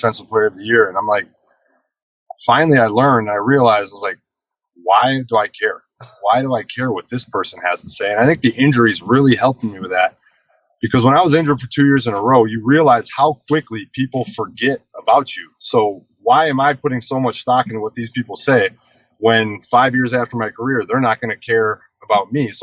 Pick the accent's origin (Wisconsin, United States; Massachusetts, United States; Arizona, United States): Wisconsin, United States; I'm from Wisconsin